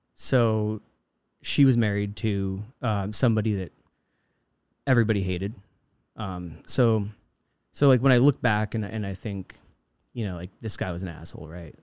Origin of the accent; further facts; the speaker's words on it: Fort Collins, Colorado, United States; moved away as an adult; I've now returned to my hometown, uh, Fort Collins, Colorado